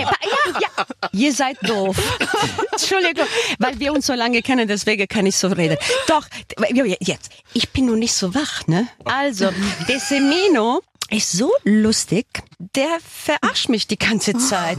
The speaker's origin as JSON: {"language": "German", "country": "Switzerland", "tie": "born or raised there", "moved": "yes", "lives_now": "Germany", "said": "ich bin in der Schweiz geboren."}